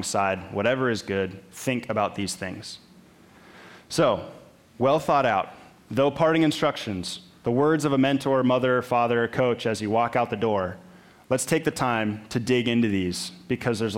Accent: Minnesota, United States; I grew up in Minnesota, which meant I grew up playing hockey

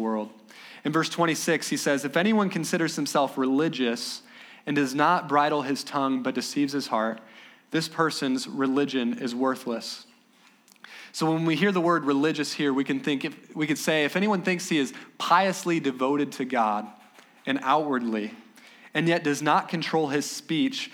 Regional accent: Ohio, United States; back home. I'm from Ohio, and it's an okay state

